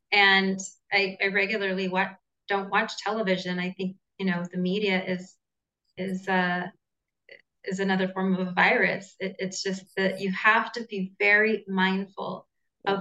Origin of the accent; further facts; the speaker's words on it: Southern California, United States; now in Costa Rica; I'm originally from Southern California, but I'm uh, currently based in Costa Rica.